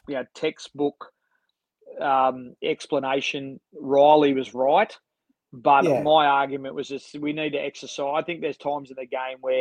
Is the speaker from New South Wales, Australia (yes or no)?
yes; Sydney, New South Wales, Australia; manage my hometown ABL team